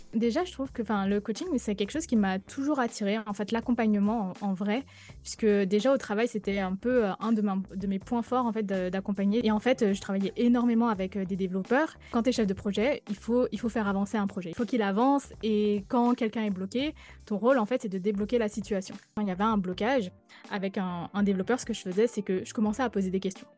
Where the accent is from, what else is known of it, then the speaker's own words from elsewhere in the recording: Guadeloupe; moved away; also born or lived in Paris; je suis guadeloupéenne